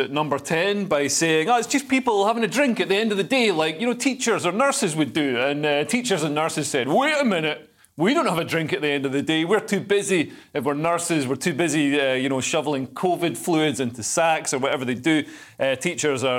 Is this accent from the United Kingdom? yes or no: yes; Scotland, United Kingdom; as a Scot